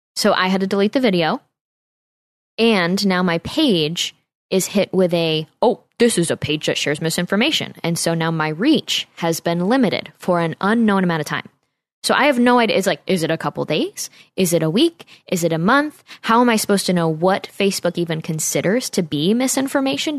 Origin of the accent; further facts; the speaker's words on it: Saratoga Springs, New York, United States; It's from my hometown area in Saratoga, New York